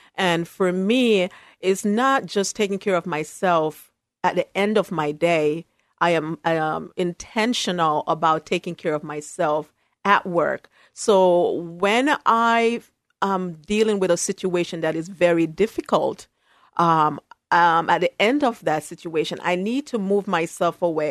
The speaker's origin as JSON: {"language": "English", "country": "Jamaica", "tie": "born or raised there", "also_born_or_lived": "New York City, United States / Syracuse, New York, United States / Berrien Springs, Michigan, United States", "moved": "yes", "lives_now": "Portland, United States", "said": "I was raised by my grandmother in Jamaica, uh, West Indies"}